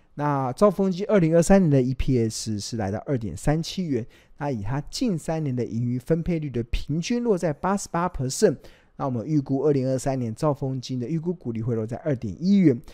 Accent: Taiwan; 因为我们台湾的投资人啊

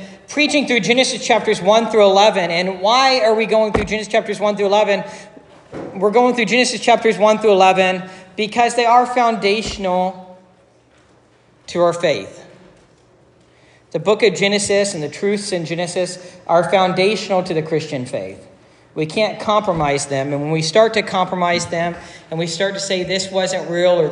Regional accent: Dayton, Ohio, United States; moved away; also born or lived in Cincinnati; I'm originally from Dayton

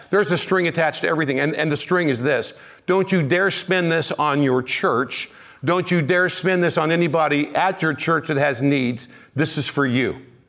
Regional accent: Kansas City, United States; I'm from Kansas City.

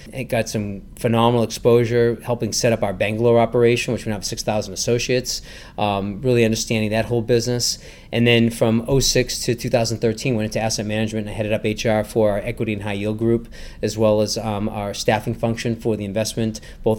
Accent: Natick, Massachusetts, United States; I grew up in Natick

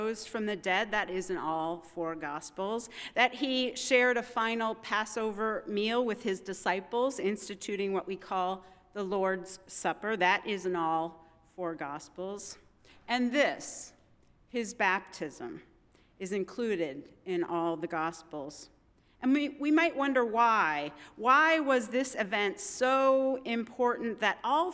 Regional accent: Midwest, United States; moved away as an adult; also born or lived in Vermont; I'm a Midwesterner born and bred

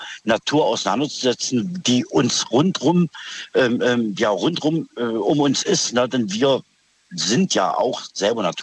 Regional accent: East Germany, Germany; now in Schwäbisch Gmünd, Germany; ich bin ursprünglich aus dem Osten, bin aber hier in Baden-Württemberg, ähm, Schwäbisch Gmünd.

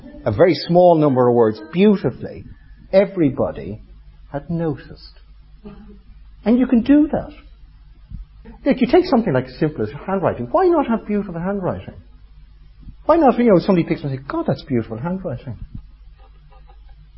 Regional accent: Ireland; I'm Irish

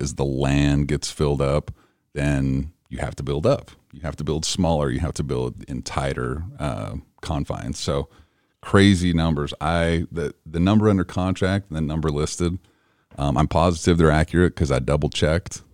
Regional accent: Idaho, United States; also born or lived in Cache Valley; now in Utah, United States; I'm from Idaho.

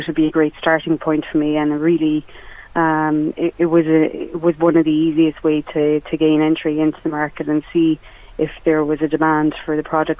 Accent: Listowel, Munster, Ireland; moved away as an adult; also born or lived in London; I relocated home to Listowel from London

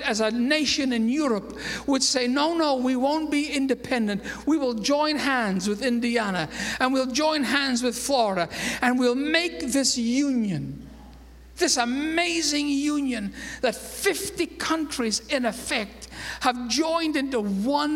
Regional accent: Scotland, United Kingdom; moved away as an adult; now in United States; I might have been born in Scotland

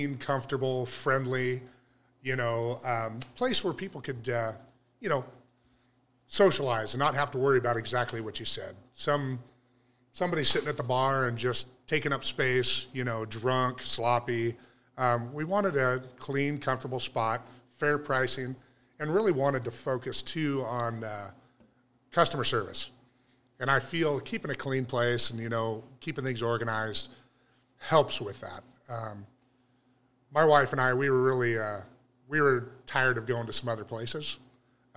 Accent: Cottonwood, California, United States; open a little tap house in my hometown

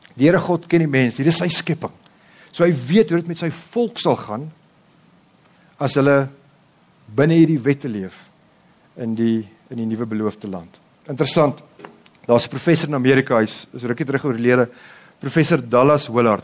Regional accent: South Africa; ek my vrou, ons is volbloed Afrikaners

